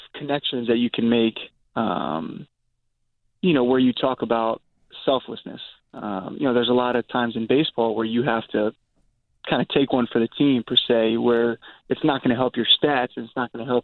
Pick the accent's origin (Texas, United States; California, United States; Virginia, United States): Virginia, United States; moved away; also born or lived in New York; growing up in Virginia